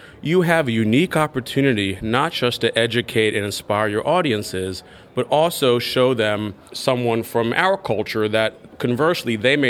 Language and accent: English; United States; especially as an American